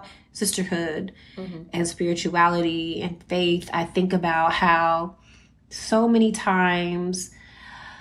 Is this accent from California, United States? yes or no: no; San Antonio, Texas, United States; growing up in San Antonio